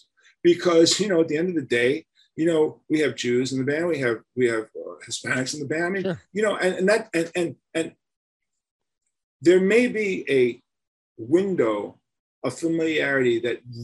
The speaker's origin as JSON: {"language": "English", "town": "New York City", "region": "New York", "country": "United States", "tie": "born or raised there", "said": "growing up in Manhattan in the 60s"}